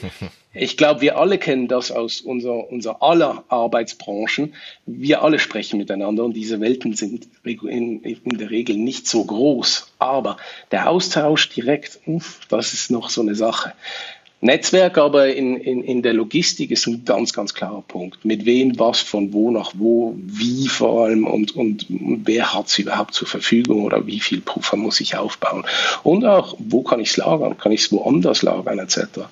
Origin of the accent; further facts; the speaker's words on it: Switzerland; bei uns in der Schweiz, weil wir doch einen Tacken kleiner sind